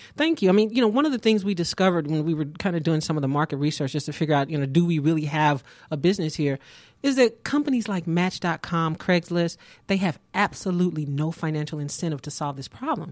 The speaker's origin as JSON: {"language": "English", "town": "Kansas City", "region": "Missouri", "country": "United States", "moved": "yes", "lives_now": "Atlanta, United States", "said": "I'm originally from Kansas City, Missouri"}